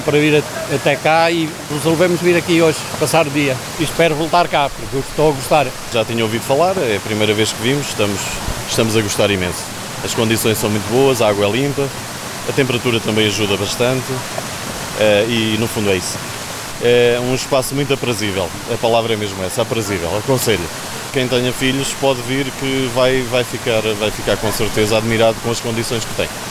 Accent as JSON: {"language": "Portuguese", "town": "Figueira de Castelo Rodrigo", "region": "Guarda", "country": "Portugal", "said": "eu sou de Figueira de Castelo Rodrigo"}